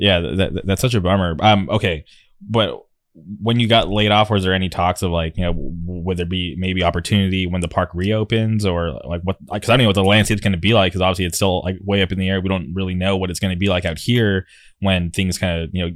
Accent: Palm Springs, California, United States; moved away as an adult; now in Orange County, United States; as somebody who didn't grow up like local to like the Orange County area, I grew up in the Palm Springs area. Like moving out here 10 years ago

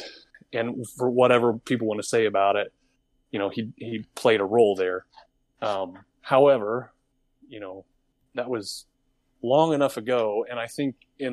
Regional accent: United States; I'm an American

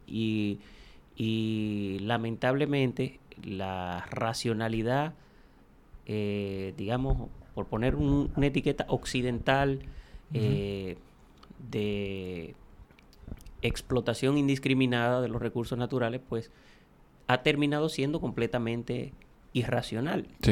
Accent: Dajabón, Dominican Republic; moved away as an adult; now in Santo Domingo, Dominican Republic; Soy de Dajabón, estudié filosofía y por eso me dedico a la comedia

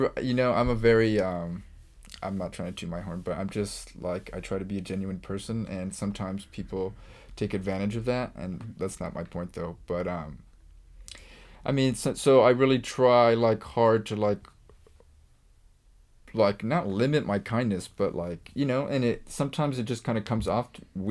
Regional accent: Eagle Rock, California, United States; I was blessed because I grew up in Eagle Rock, and it's very diverse, multicultural, a lot of Hispanics and Asians and African-Americans

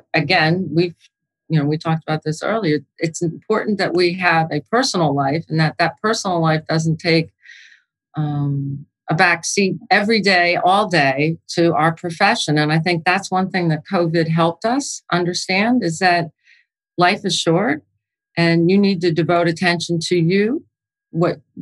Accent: New York, United States; also born or lived in New Jersey; I'm from New York, actually, so I shouldn't call myself a Jersey girl. But I'm from the Northeast

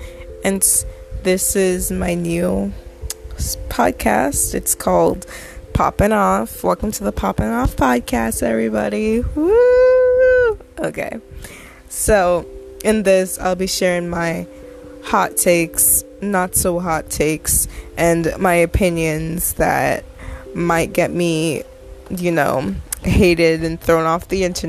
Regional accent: Jamaica; also born or lived in Massachusetts, United States; now in Connecticut, United States; I am 21. I'm from Jamaica. I'm currently staying in Connecticut temporarily, but I'll be moving back to Mass pretty soon because I miss Massachusetts.

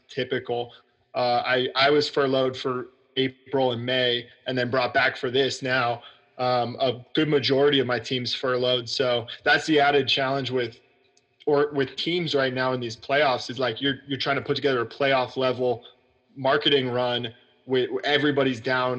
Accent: Dallas, Texas, United States; originally from Dallas, which is actually crazy. Like, so now my apartment in Dallas is like 10 minutes from my parents' house where I grew up

